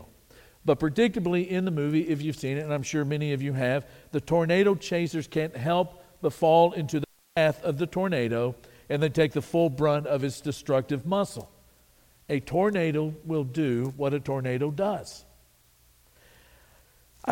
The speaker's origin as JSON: {"language": "English", "town": "Wichita Falls", "region": "Texas", "country": "United States", "tie": "born or raised there", "said": "I was born in Wichita Falls, Texas"}